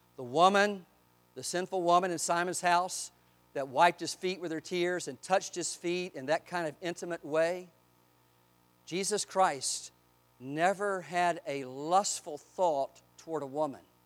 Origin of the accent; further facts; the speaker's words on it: Eastern North Carolina, United States; I grew up in Eastern North Carolina.